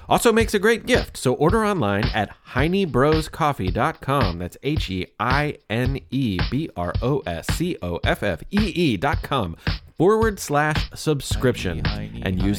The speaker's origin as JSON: {"language": "English", "town": "Louisville", "region": "Kentucky", "country": "United States", "tie": "born or raised there", "said": "my hometown of Louisville, Kentucky."}